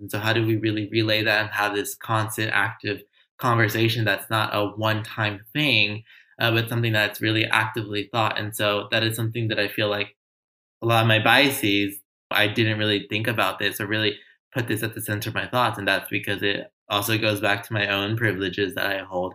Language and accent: English; Los Angeles, California, United States; I grew up in Los Angeles in a low income community, grew up in affordable housing my whole life